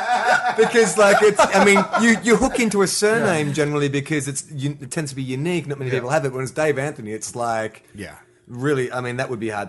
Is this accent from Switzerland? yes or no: no; Australia